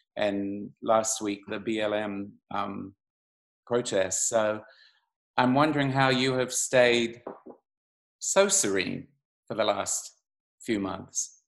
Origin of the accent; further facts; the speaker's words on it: Auckland, New Zealand; I grew up in Auckland, New Zealand